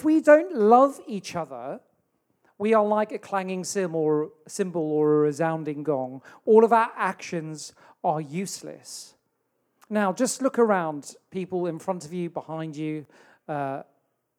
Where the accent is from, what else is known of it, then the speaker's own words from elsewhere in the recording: South Africa; now in Telford, United Kingdom; Where I grew up in South Africa